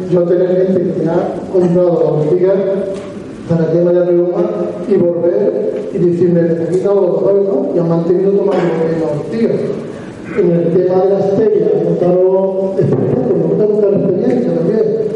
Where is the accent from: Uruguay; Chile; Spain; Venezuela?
Spain; Province of Málaga, Andalusia; yo vengo aquí de Málaga, soy de la provincia de Málaga, un pueblecito que está entre Adostainas, bueno, Adostainas, yo soy de Adostainas